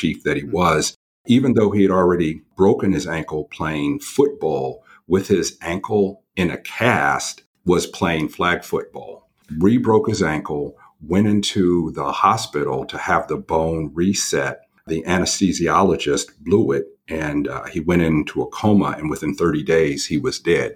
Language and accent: English; Santa Rosa, California, United States; born and raised in Northern California in an area that is about an hour north of San Francisco. Back then it was called the Hicks. Now it's called Wine Country, and specifically a little town called Santa Rosa